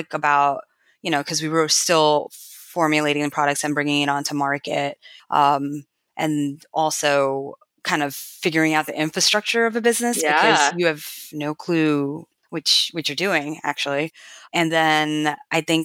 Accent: United States; also born or lived in New York / India / Kerala; growing up in America

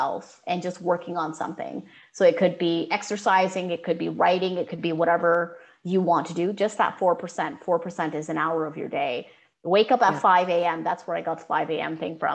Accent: Canada; as a Canadian South Asian who comes from immigrant parents

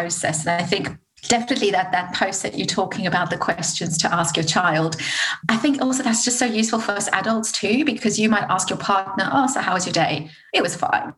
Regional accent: South Africa; moved away as an adult; now in United Kingdom; I'm from South Africa.

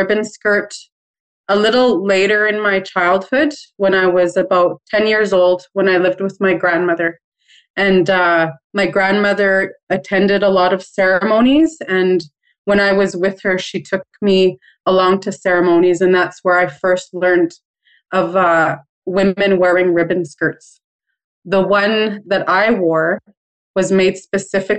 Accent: Waywayseecappo First Nation, Manitoba, Canada; I'm from the Turtle Clan, and I am from Wewe Sikapo First Nation, and it is in Treaty 4 territory

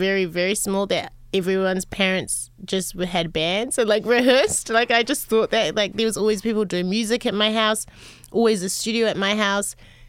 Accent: New Zealand; born there; also born or lived in Los Angeles, United States; I was born in New Zealand.

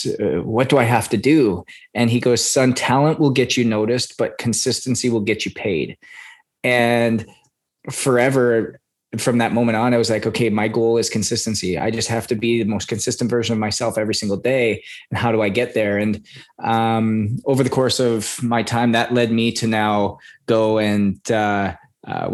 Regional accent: Canada; I was born and raised in Canada.

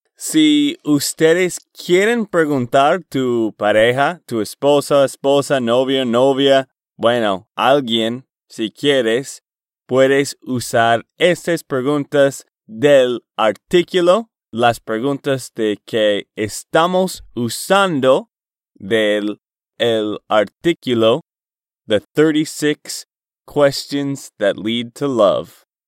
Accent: Boston, Massachusetts, United States; Spanish is a second language; moved away as an adult; also born or lived in Portland, Oregon / Texas; mi familia y yo fuimos a Boston, Massachusetts, y vivíamos allá por el resto de mi juventud

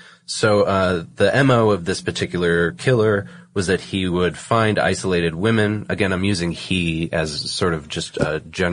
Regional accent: Massachusetts, United States; I chose one from, you know, the neck of the woods that I grew up in, which is, you know, I'm from Massachusetts. I went to school in New Hampshire.

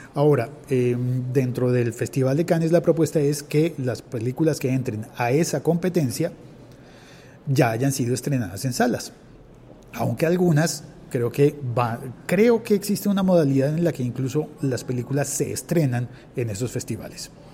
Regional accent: Colombia; en mi país, en Colombia

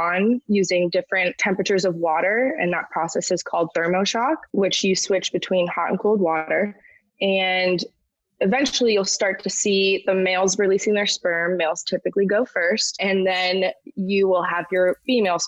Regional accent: Ormond Beach, Florida, United States; also born or lived in Gainesville, Florida; I'm a Florida native. I was born in Gainesville, Florida, but I grew up in Ormond Beach, which is near Daytona

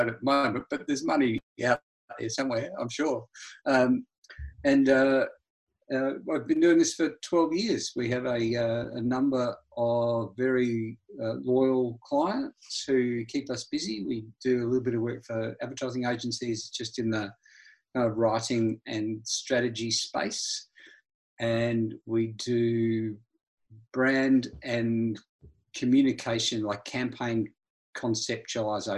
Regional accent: Adelaide, South Australia, Australia; also born or lived in New Zealand; now in Melbourne, Australia; I'm a Kiwi by birth. Really? I grew up in Adelaide in South Australia

